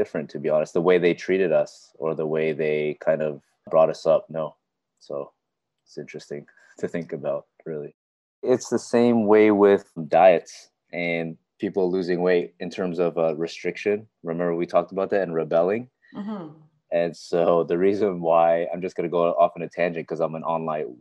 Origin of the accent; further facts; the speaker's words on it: Richmond Hill, Ontario, Canada; I was born and raised in Toronto, actually Richmond Hill to be particular.